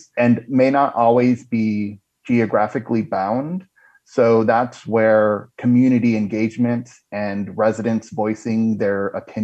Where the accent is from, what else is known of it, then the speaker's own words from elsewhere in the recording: Marana, Arizona, United States; now in Phoenix, United States; my hometown of Marana in southern Arizona while I live in central Phoenix